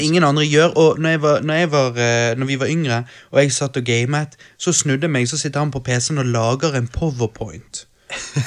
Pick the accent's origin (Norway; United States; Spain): Norway; Bergen, Vestland; vi er fra Bergen